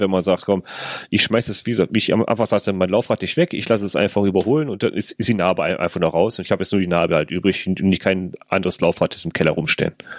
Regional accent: North Rhine-Westphalia, Germany; bei uns in NRW

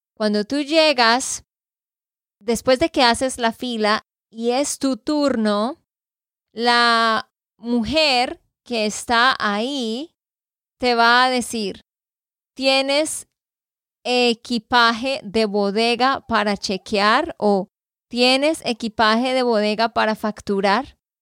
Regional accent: Santander, Colombia; de Santander, Colombia

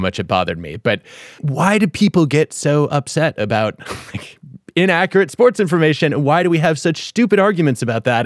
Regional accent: Detroit, Michigan, United States; my hometown sports columnist growing up. And I remember reading about the Fab Five in the Detroit Free Press

